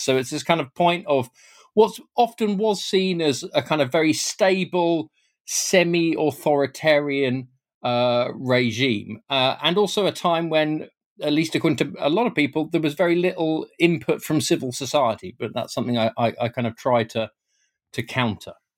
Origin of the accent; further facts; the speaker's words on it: United Kingdom; as a British Mexicanist